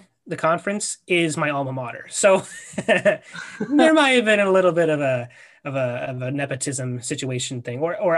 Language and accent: English; Virginia, United States; we're from Virginia